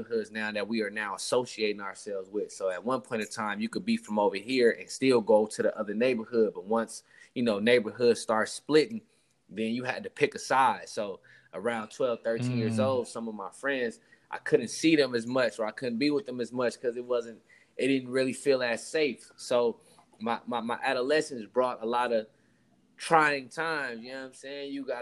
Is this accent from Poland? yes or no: no; Richmond, California, United States; We all was born and raised in Richmond, California, mostly grew up in North Richmond, California